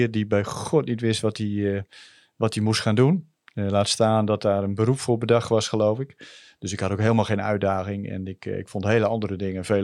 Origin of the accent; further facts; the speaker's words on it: Groningen, Netherlands; Ik ben eh, eh, opgegroeid en ik ben geboren aan de Florenkade. Eh, bij de Oostersluis. En daar woonden wij vrij lang met mijn ouders en mijn zus.